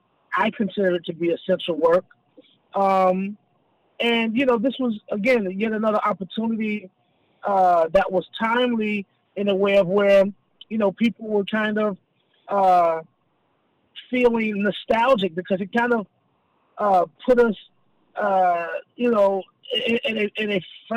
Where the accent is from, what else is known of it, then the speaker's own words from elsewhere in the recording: the South, United States; just not too far up the road in Atlanta, Georgia. So, I'm most certainly a country boy at heart, and I'm definitely a Southerner overall and in general.